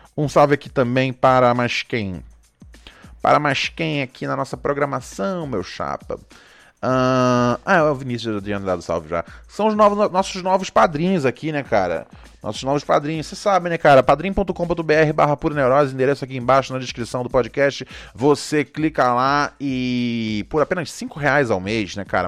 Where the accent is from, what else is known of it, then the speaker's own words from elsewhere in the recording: Rio de Janeiro, Brazil; eu cresci no Rio, então é lá onde eu vi